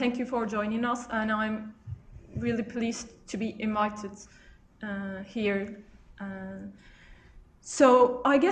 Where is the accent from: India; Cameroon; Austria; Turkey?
Turkey; first language Turkish; English is a second language; moved away as an adult; also born or lived in United Kingdom; I'm from Turkey where I also did my undergrad studies.